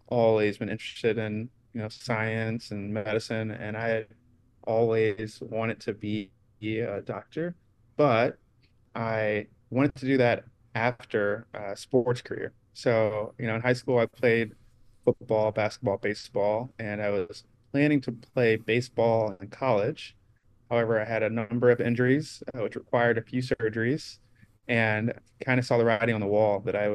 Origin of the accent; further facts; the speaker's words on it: St. Louis, Missouri, United States; moved away as an adult; also born or lived in New Zealand; I grew up here in St. Louis